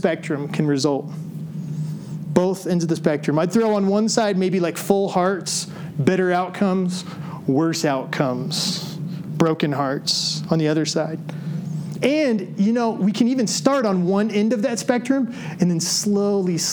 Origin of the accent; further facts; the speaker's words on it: Decatur, Illinois, United States; as a kid, I grew up in Decatur, Illinois.